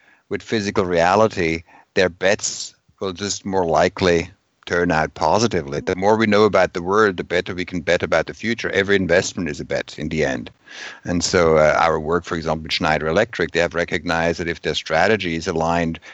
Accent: Switzerland; I come from Switzerland.

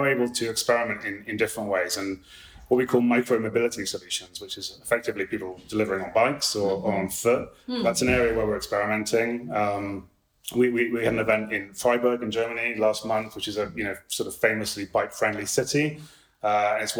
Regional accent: United Kingdom; as a Brit

